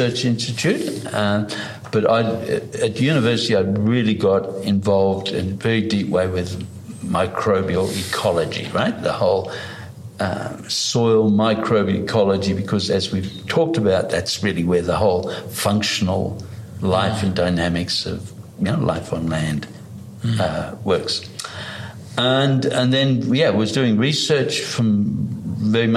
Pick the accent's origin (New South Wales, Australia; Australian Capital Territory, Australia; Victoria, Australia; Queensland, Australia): New South Wales, Australia; Blue Mountains, Sydney; also born or lived in East Germany; We basically left Germany, Eastern Germany, and came to Australia. And basically, we were living in the Blue Mountains in Sydney. I grew up in, and basically, I just then grew up in the bush